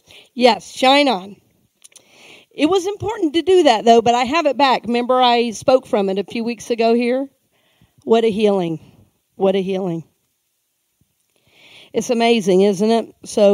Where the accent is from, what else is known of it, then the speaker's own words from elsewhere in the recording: the South, United States; Oh, I am from the South, and you know, we have a love of the scriptures